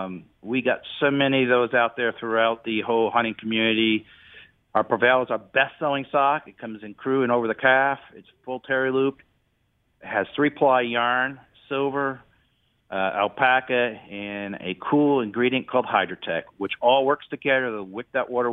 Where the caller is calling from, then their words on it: Springfield, Kentucky, United States; Springfield, Kentucky.